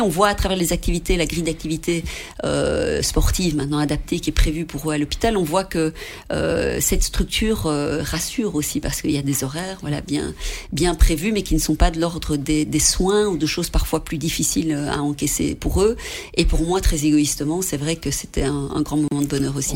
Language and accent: French; Belgium; pour nous, en tant que Belges, là-bas